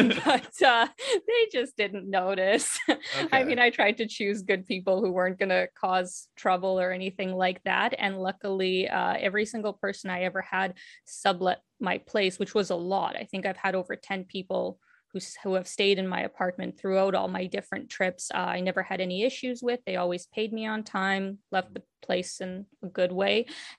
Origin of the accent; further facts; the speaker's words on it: Ukraine; born there; not only because I was born in Ukraine and speak Russian.